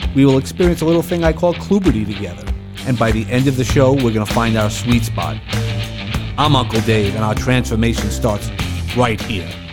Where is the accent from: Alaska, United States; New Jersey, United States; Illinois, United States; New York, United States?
New York, United States; New York City; in Sheepshead Bay where we you know where I grew up